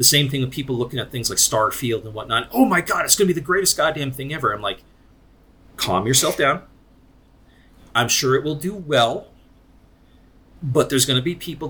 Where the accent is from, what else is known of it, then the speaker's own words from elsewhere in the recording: Scranton, Pennsylvania, United States; I was born and raised in Scranton